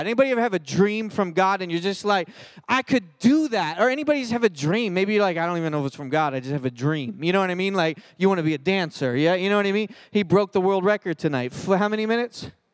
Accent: Philadelphia, Pennsylvania, United States; now in Cedar Hill, United States; I grew up in Philly, and, and I grew up a pastor's kid

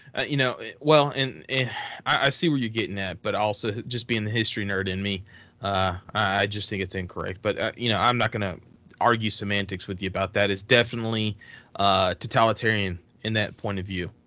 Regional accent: Texas, United States; moved away; I'm from Texas. I have a lot of family still that lives there.

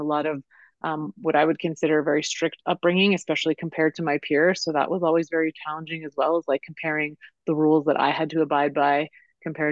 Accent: Denver, Colorado, United States; I was born in Denver and raised in Denver, and that's where I am now

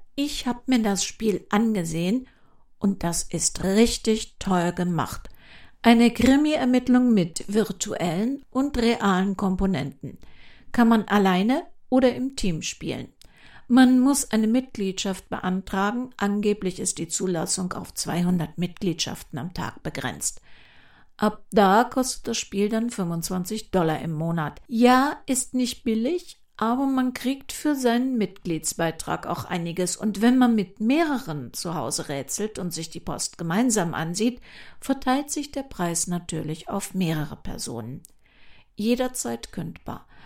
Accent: Cologne, North Rhine-Westphalia, Germany; Bei uns in Köln

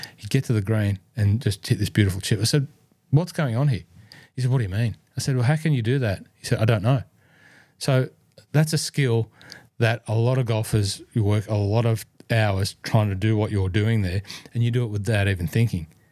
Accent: Cessnock, New South Wales, Australia; born or raised there

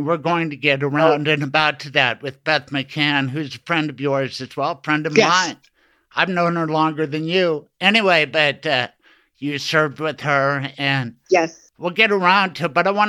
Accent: Denver, Colorado, United States; growing up in Denver all my life.

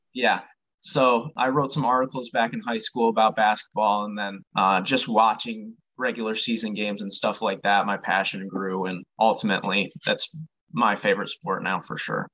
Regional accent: Michigan, United States; I am from Michigan, that's where I was born and raised

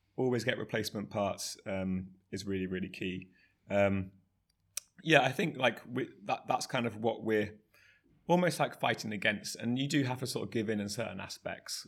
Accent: Somerset, South West England, United Kingdom; also born or lived in Bristol; I grew up in Somerset, uh, riding mountain bikes, B M Xs, um, all through my teenage years

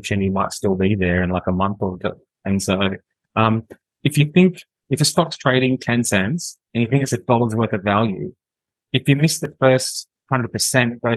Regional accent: Western Australia, Australia; I'm from Calgary, I'm West Australian

